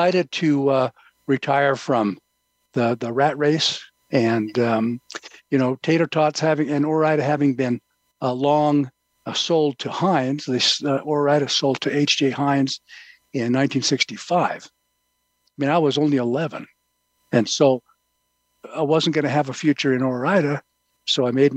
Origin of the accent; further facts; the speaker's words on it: Ontario, Oregon, United States; I was born in Ontario, Oregon